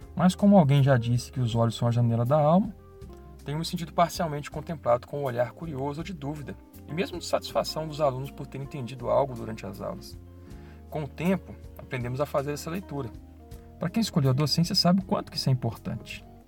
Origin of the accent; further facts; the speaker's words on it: Belo Horizonte, Minas Gerais, Brazil; moved away as an adult; now in Ouro Preto, Brazil; Sou de Belo Horizonte